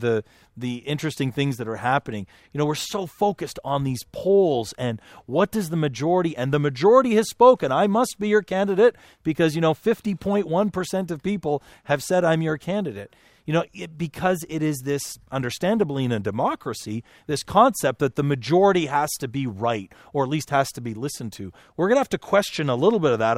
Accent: Canada; now in United States; I'm, I'm a Canadian

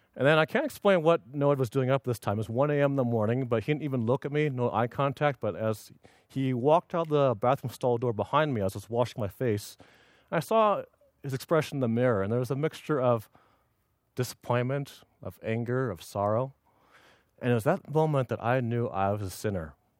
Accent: Los Angeles, California, United States; moved away as an adult; now in Union City, United States; originally, I was born in Los Angeles. I lived my first eighteen years there

